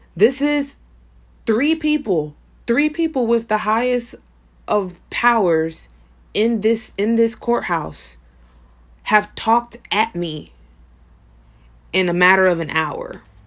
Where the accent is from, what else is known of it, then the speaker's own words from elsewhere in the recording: Paterson, New Jersey, United States; my hometown of Patterson, New Jersey